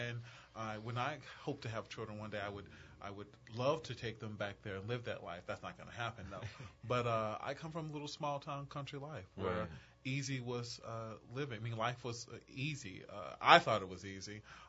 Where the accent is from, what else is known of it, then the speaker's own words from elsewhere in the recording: Mount Olive, North Louisiana, United States; So I am from a little village called Mont Olive. Mont Olive is in North Louisiana. It's actually located in a town called Ruston, but it's so close to a town called Grambling